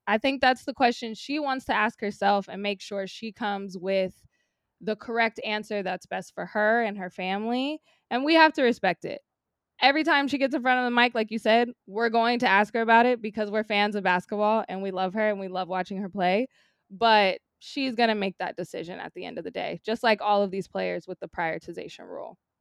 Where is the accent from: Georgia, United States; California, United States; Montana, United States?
California, United States; Sacramento; now in Los Angeles, United States; I grew up in Sacramento